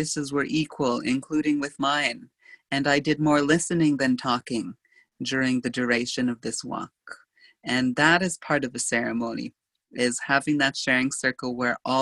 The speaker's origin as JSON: {"language": "English", "region": "Saskatchewan", "country": "Canada", "tie": "born or raised there", "said": "a cemetery in Airron, Saskatchewan, which is my hometown"}